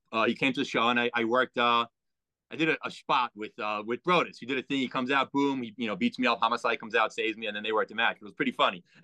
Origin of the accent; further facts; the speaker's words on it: Merrick, New York, United States; I'm from Merrick. You know, I'm from Merrick originally.